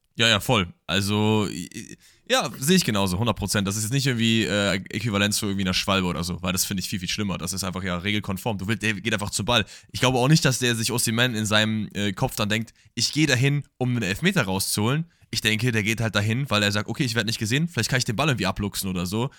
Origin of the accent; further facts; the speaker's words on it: Germany; das Land ist, aus dem ich komme